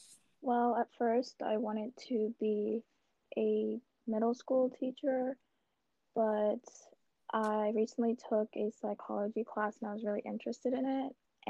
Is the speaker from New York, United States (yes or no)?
yes; New York City, New York, United States; I'm from Brooklyn, New York. I go to SUNY Old Westbury College.